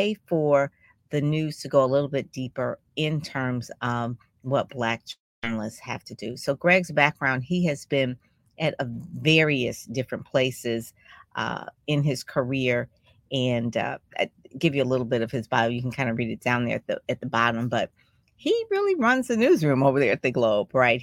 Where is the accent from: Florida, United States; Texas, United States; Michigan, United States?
Michigan, United States; Detroit; I'm from Detroit